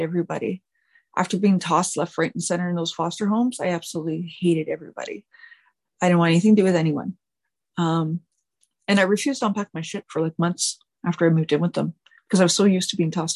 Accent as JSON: {"language": "English", "town": "Richmond", "region": "Quebec", "country": "Canada", "tie": "born or raised there", "said": "I was born September 16th, 1980, in a little small town called Richmond, Quebec"}